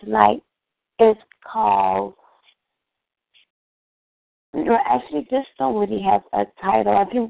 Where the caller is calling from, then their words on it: Chicago, Illinois, United States; I'm calling from East Side Chicago in the hospital right now.